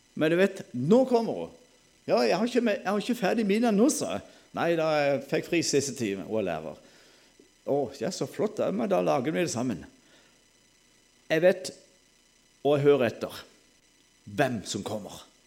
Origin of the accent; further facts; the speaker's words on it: Sørlandet, Norway; Alle vet jo jeg er sørlending